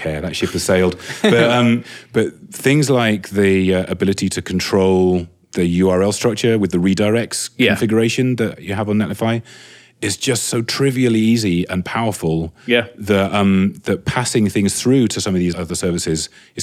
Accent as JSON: {"language": "English", "region": "England", "country": "United Kingdom", "accent": "English", "lives_now": "London, United Kingdom", "said": "as an Englishman"}